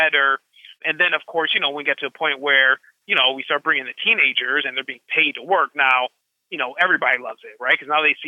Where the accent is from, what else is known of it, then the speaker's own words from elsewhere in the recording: Madison, Wisconsin, United States; moved away as an adult; also born or lived in Thailand; now in Chicago, United States; I had a very Bill Cosby kind of background growing up in Madison